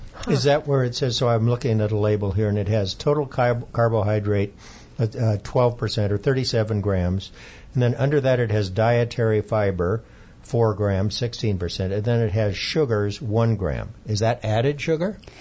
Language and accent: English; Iowa, United States; moved away; traditional grains like wheat, corn, and rice that we grew up on back in Iowa